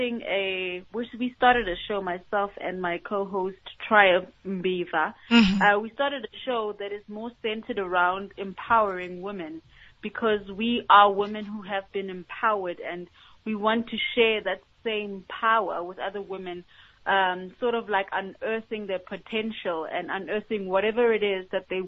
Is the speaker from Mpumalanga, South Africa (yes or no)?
yes; White River, Mpumalanga, South Africa; We're from Mpumalanga. I'm from White River. So we want to basically empower the places where we are from, especially because we were those young girls in those communities